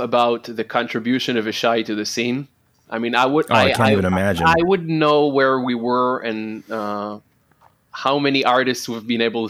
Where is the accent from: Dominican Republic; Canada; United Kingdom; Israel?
Israel; Holon, Tel Aviv District; I didn't live in Tel Aviv. I lived in Holon, which is my hometown.